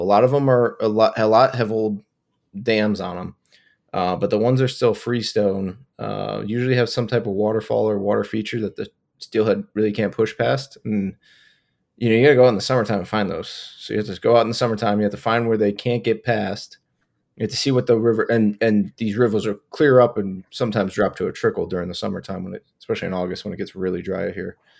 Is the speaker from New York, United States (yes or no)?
yes; Buffalo, New York, United States; I grew up in Buffalo, New York